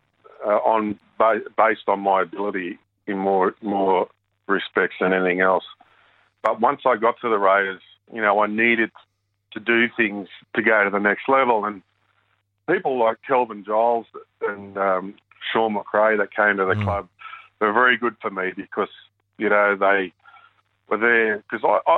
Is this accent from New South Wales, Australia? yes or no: yes; Seiffert Oval, New South Wales, Australia; Seaford Oval was a big part of my childhood, an absolute massive part of my childhood, because I spent a lot of time over there